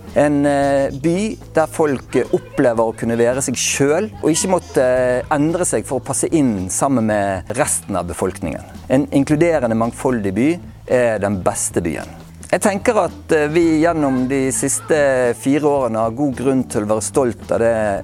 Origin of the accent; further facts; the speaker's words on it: Bergen, Vestland, Norway; now in Oslo, Norway; jeg er bergenser